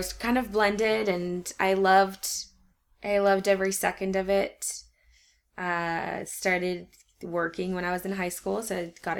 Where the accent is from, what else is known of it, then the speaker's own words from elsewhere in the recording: Port Orchard, Washington, United States; I grew up in Port Orchard, which is a tiny, tiny place.